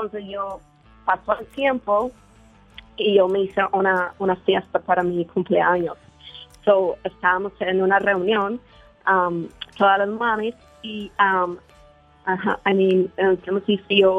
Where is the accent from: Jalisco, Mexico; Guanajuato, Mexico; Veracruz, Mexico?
Guanajuato, Mexico; now in United States; Ah, de Guanajuato.